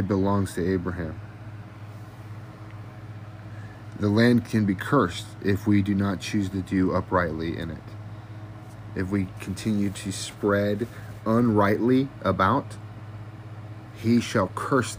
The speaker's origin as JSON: {"language": "English", "country": "United States", "tie": "born or raised there", "said": "I was born in America. I've been raised here"}